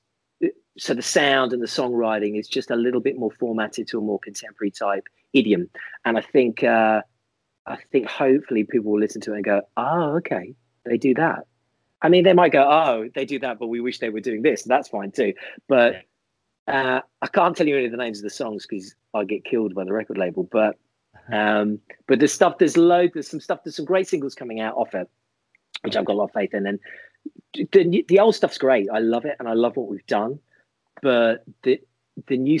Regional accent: Ireland; I'm Irish

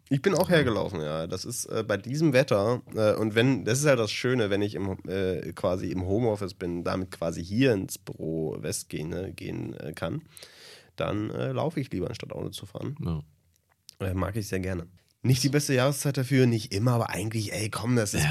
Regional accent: Germany; Als Deutscher

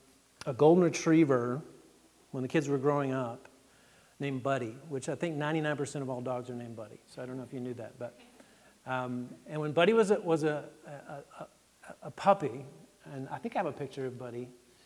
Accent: Texas, United States; My experience was I came from Texas, where it's 100 degrees in the fall, and you've got a few trees, but not a lot. And then we moved to Massachusetts in the first fall.

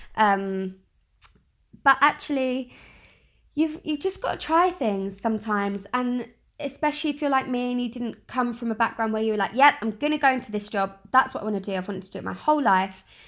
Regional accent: London, United Kingdom; I'm from South East London, born and bred, still living here

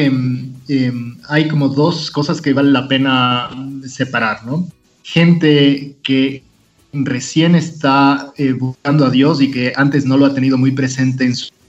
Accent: Ecuador; como muchos ecuatorianos se me ha duplicado el trabajo

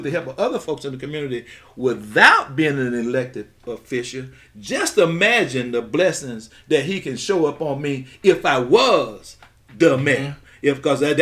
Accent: Grenada, Mississippi, United States; I was from Grenada

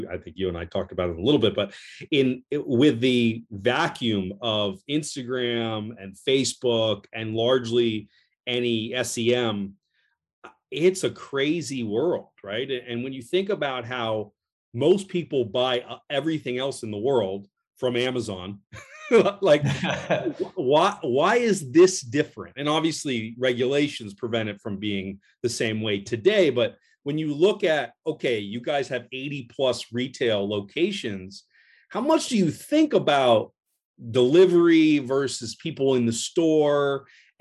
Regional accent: California, United States; as a Californian

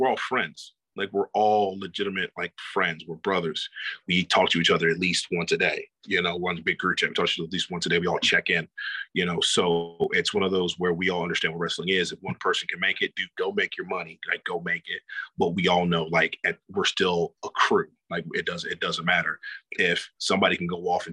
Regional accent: Georgia, United States; I'm from Georgia, so I'm a big Georgia boy

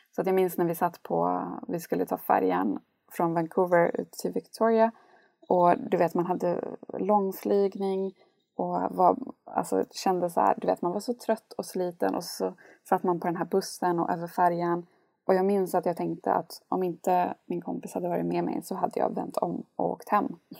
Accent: Gällivare, Norrbotten County, Sweden; moved away as an adult; also born or lived in Jönköping; så är jag uppvuxen i Lappland i en väldigt liten stad som heter Gällivare med 19 000 invånare

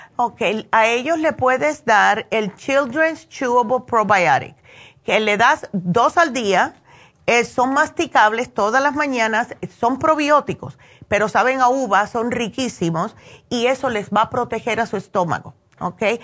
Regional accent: New Jersey, United States; moved away; yo me crié prácticamente en New Jersey

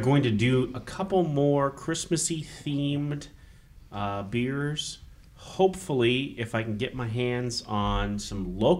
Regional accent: Kansas, United States; we grew up in Kansas.

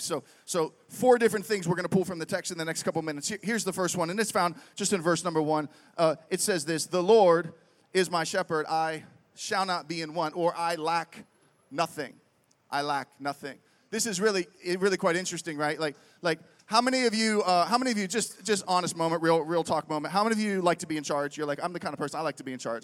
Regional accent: Pittsburgh, Pennsylvania, United States; moved away as an adult; also born or lived in Reading, Pennsylvania; I grew up in Pittsburgh

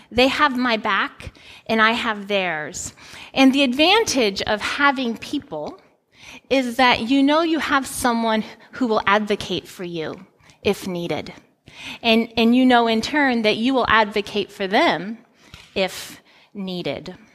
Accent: Guinea; moved away as an adult; I grew up in Guinea, West Africa, and when I was 18 years old, I came back to the United States to go to college.

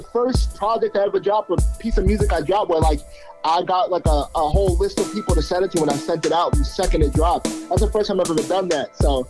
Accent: Salem, New Hampshire, United States; also born or lived in Lawrence, Massachusetts; Yeah, I'm the youngest of three, and I was raised by my dad. I was born in Lawrence, Massachusetts. Okay. And then pretty early on into my life, right after kindergarten, my parents, we moved to Salem, New Hampshire, and that's where I went to school, high school, graduated from.

